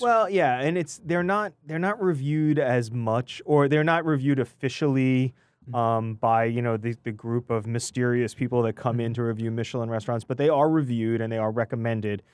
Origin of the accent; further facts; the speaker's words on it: New York, United States; I'm a New Yorker at heart